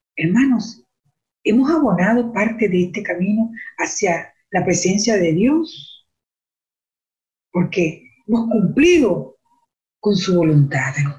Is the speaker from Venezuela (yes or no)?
yes; Venezuela; moved away as an adult; now in Canada; yo soy de Venezuela, yo estoy aquí ahora en Canadá